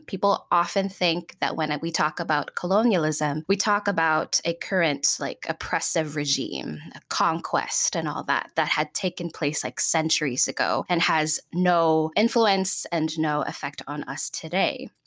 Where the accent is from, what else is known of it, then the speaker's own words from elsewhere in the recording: Philippines; English is a second language; moved away as an adult; also born or lived in Chicago, United States; now in Seattle, United States; I'm born and raised in the Philippines until I was about nineteen years old